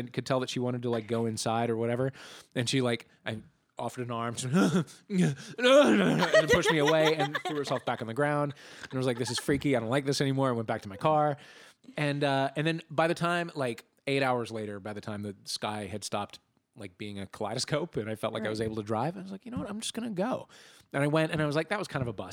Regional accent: St. Louis, Missouri, United States; moved away as an adult; I grew up in St. Louis.

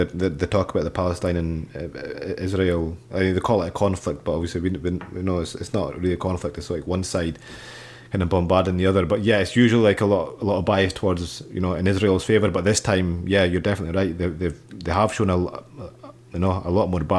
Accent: Scotland, United Kingdom; I'm Pakistani, but I was born and raised in Scotland

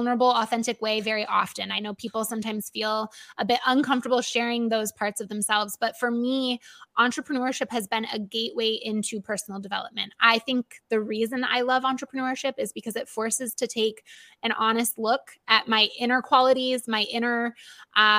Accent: Michigan, United States; my home state of Michigan

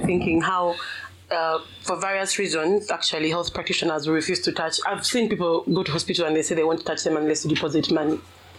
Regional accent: Rukungiri, Uganda; me, I'm from Mukonji.

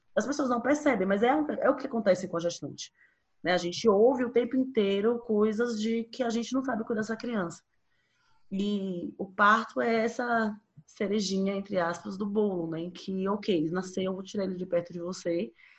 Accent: Bahia, Brazil; eu sou baiana

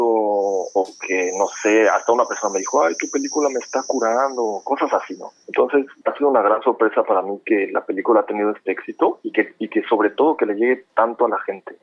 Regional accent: Mexico City, Mexico; moved away as an adult; also born or lived in Prague, Czech Republic; now in Düsseldorf, Germany; yo soy de la Ciudad de México

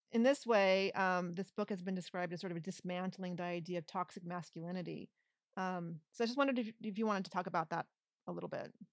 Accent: California, United States; even as a Californian

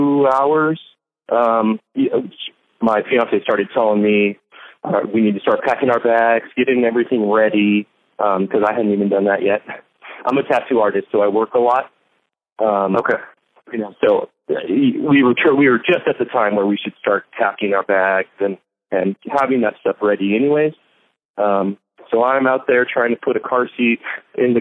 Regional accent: San Diego, California, United States; born and raised in San Diego

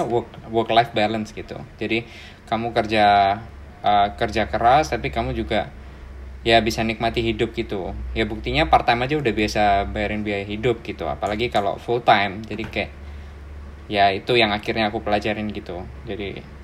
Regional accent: Surabaya, East Java, Indonesia; born or raised there; moved away as an adult; now in Melbourne, Australia

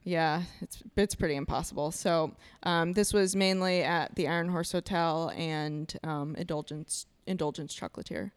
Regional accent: Iowa, United States; moved away as an adult; now in Milwaukee, United States; I'm originally from Iowa. I moved to Milwaukee, Wisconsin four years ago

